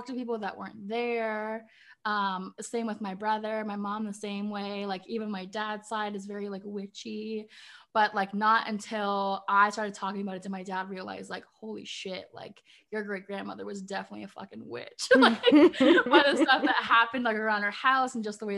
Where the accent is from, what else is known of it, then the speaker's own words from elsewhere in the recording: Canada; also born or lived in Ireland (heritage); now in Northern Ontario, Canada; I'm Canadian. I live in Northern Ontario. I grew up in the city